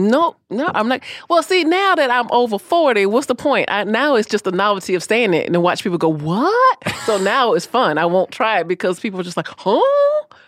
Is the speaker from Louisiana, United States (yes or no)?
no; Orlando, Florida, United States; I was born and raised in Orlando